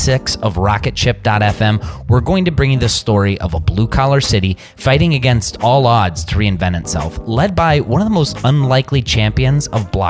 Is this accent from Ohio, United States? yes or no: yes; Cleveland, Ohio, United States; Right here in my hometown.